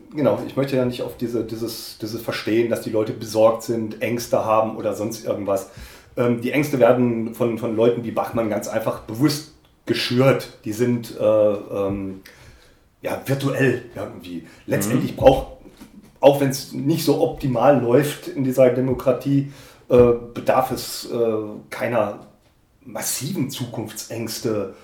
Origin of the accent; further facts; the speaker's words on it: North Rhine-Westphalia, Germany; moved away as an adult; now in Saxony, Germany; ich bin ja mit ihm in Westfalen aufgewachsen